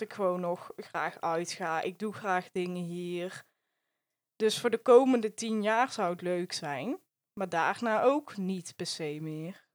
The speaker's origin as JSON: {"language": "Dutch", "town": "Rijsbergen", "region": "North Brabant", "country": "Netherlands", "accent": "Brabant", "said": "je kan horen dat ik uit Brabant kom"}